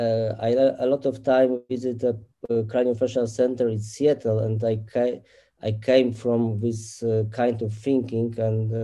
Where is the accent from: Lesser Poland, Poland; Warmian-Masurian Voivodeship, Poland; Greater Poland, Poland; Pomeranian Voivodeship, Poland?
Warmian-Masurian Voivodeship, Poland; Olsztyn; I come from Olsztyn, north and east part in Poland.